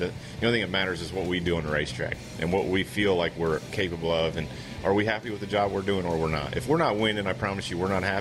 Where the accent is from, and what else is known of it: New Jersey, United States; born or raised there; moved away